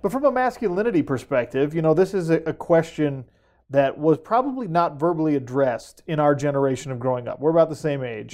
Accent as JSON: {"language": "English", "town": "Sandy", "region": "Utah", "country": "United States", "tie": "born or raised there", "said": "I grew up in Sandy, Utah, in a mid, upper middle class family"}